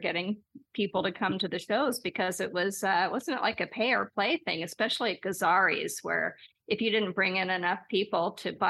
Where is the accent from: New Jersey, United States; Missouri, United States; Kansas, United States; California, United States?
California, United States; Los Angeles; growing up in Los Angeles